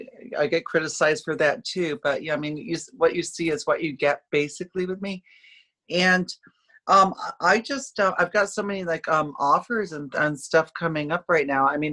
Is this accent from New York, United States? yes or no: yes; upstate New York, United States; moved away as an adult; now in Orlando, United States; I grew up in upstate New York. People that don't know New York, I grew up in the farm country in New York